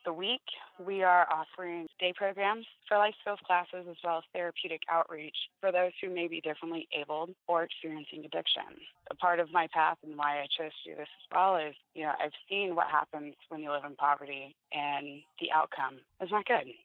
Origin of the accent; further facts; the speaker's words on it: Florida, United States; now in Indiana, United States; I was born and raised in Florida. I did grow up my adolescence in Indiana